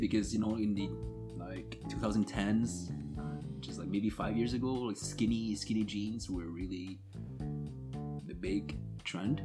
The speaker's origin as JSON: {"language": "English", "town": "Montreal", "region": "Quebec", "country": "Canada", "tie": "born or raised there", "also_born_or_lived": "Vietnam", "moved": "yes", "lives_now": "Dresden, Germany", "said": "I'm from Montreal"}